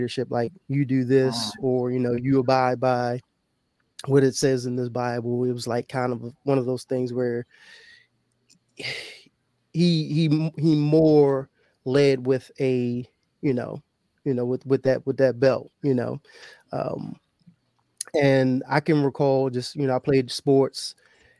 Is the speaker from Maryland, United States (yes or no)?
yes; Baltimore, Maryland, United States; I grew up in Baltimore, Baltimore County for some people